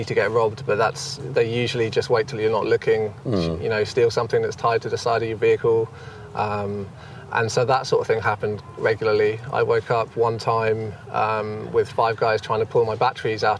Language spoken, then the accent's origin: English; United Kingdom; moved away as an adult; I'm actually from the UK